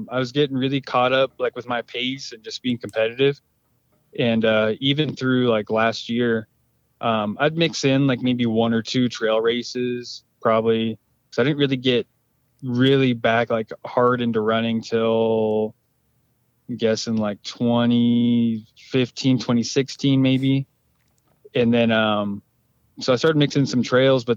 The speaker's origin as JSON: {"language": "English", "area": "Spokane Indian Reservation", "region": "Eastern Washington", "country": "United States", "tie": "born or raised there", "said": "Live on the Spokane Indian Reservation in Eastern Washington"}